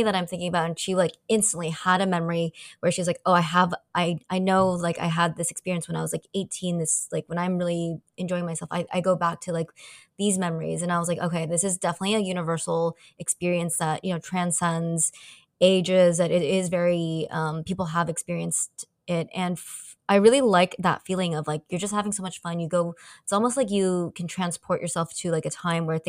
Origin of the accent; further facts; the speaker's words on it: San Francisco, California, United States; moved away as an adult; also born or lived in Asia; I grew up Asian American in San Francisco